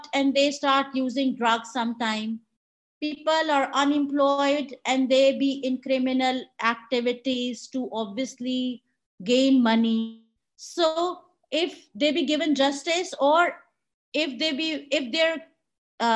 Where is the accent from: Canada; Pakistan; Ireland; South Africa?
Pakistan